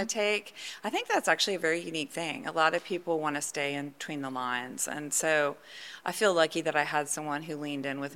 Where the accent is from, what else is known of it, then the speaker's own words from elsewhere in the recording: Sugar Land, Texas, United States; also born or lived in Houston, Texas; I'm born and bred Houstonian. I just, you know, I was telling you I grew up in Sugar Land